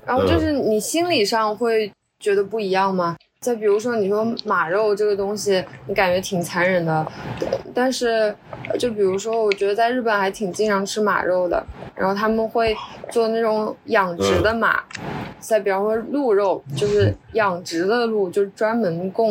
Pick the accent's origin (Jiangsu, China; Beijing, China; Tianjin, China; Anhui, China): Jiangsu, China; Yangzhou; 我是扬州的，